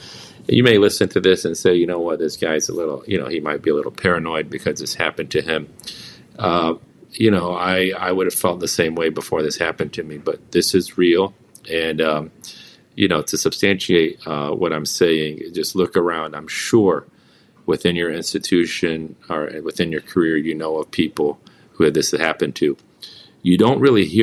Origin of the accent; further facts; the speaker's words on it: United States; I was born and raised in this country. I'm a child of immigrants